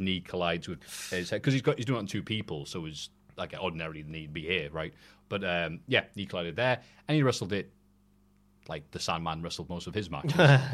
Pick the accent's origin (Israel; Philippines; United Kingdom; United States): United Kingdom; I am British